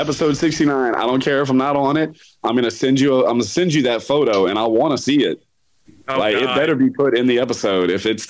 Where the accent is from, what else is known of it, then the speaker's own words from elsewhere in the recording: Texas, United States; now in Louisiana, United States; here I'm in Louisiana, but ever since I've been here and people know I'm from Texas